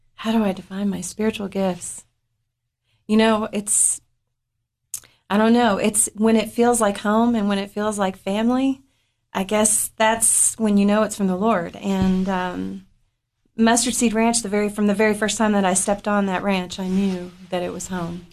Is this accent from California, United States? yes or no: no; Upper Cumberland, Tennessee, United States; I grew up in the Upper Cumberland